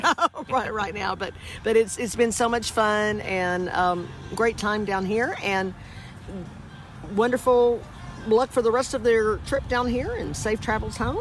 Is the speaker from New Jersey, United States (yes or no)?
no; Texas, United States; I'm a Texan